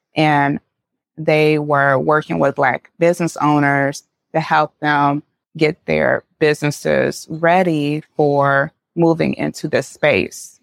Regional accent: St. Louis, Missouri, United States; I grew up in Saint Louis, Missouri.

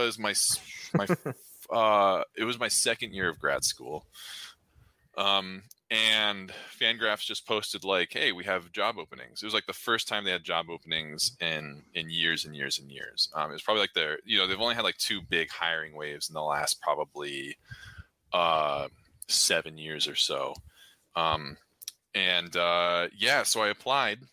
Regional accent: Orange County, California, United States; moved away as an adult; now in Hawaii, United States; So I was born in California. I'm from Orange County

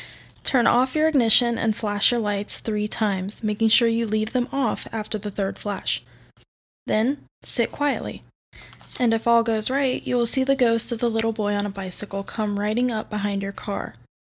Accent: Cincinnati, Ohio, United States; I'm from Cincinnati, Ohio

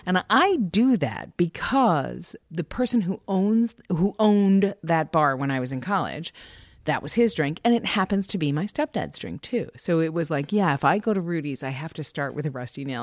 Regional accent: New York, United States; moved away; I grew up in New York

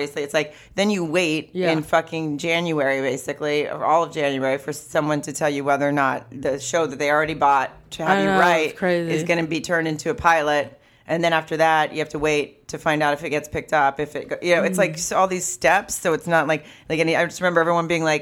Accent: the South, United States; I'm from the South too

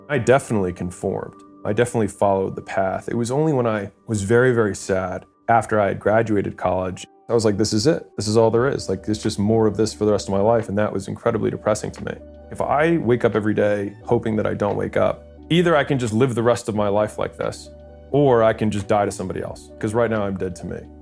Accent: Baltimore, Maryland, United States; moved away as an adult; also born or lived in California; I was in California, I'm from Baltimore

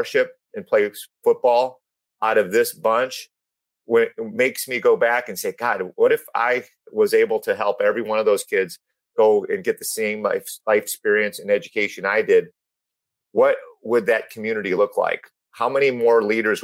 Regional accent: North Chicago, Illinois, United States; moved away as an adult; now in California, United States; I grew up on Argonne Drive, North Chicago

